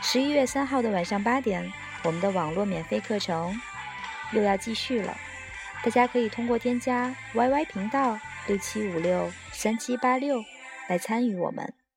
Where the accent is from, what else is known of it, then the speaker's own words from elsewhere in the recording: China; 我们中国人也来过万圣夜一样